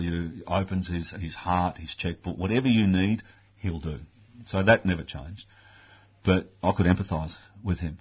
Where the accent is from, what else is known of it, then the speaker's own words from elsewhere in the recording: Australia; I'm an Australian